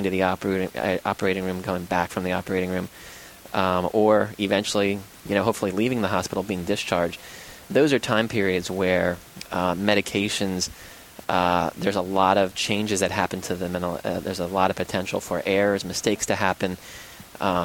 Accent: Schuylkill County, Pennsylvania, United States; moved away as an adult; also born or lived in Philadelphia / Bucks County; now in Warrington, United States; I grew up in farmland in Schuylkill County

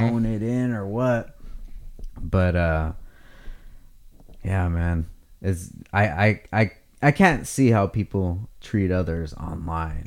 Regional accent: Oxnard, California, United States; when I was growing up in Oxnard

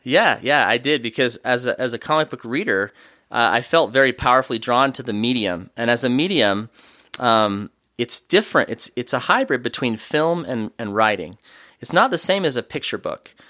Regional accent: Oregon, United States; moved away as an adult; now in Utah, United States; I grew up in Oregon

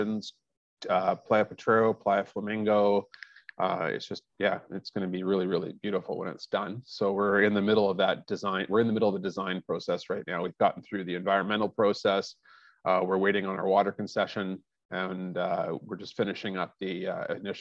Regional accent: Vancouver, British Columbia, Canada; moved away; I was originally born and raised in Vancouver, BC, Canada

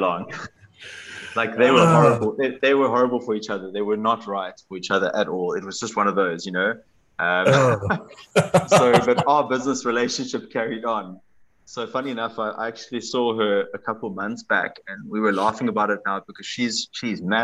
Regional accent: Cape Town, Western Cape, South Africa; I'm from Cape Town, which is the best part of South Africa

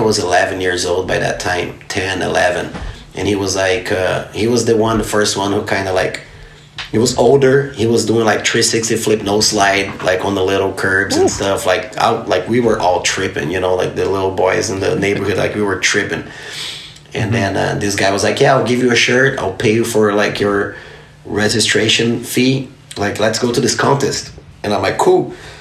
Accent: Novo Hamburgo, Rio Grande do Sul, Brazil; moved away; I grew up in the city called Novo Hamburgo. It's a little town, a little outside of Porto Alegre, which is the capital city of the state, Rio Grande do Sul

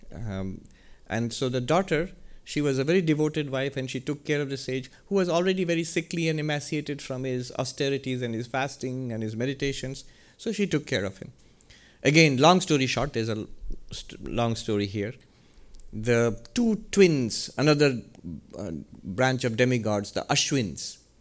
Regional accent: India; moved away; I'm from India

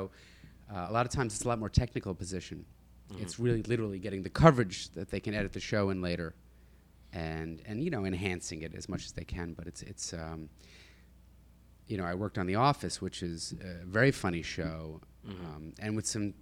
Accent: New Jersey, United States; I grew up in Jersey

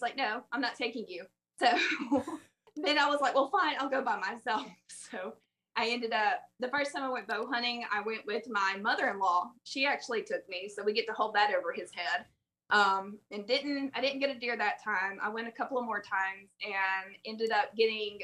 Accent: South Alabama, United States; moved away as an adult; also born or lived in Southern Mississippi; now in Tennessee, United States; if you can't tell from my awful accent, I'm from South Alabama, southern Mississippi area

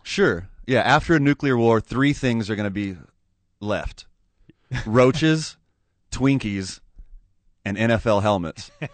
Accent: Houston, Texas, United States; I grew up right outside of Houston.

